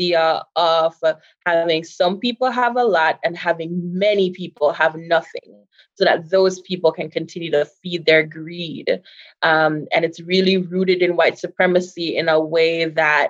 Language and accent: English; Jamaica; now in United States; a very proud Jamaican, right? Like, I'm so Jamaican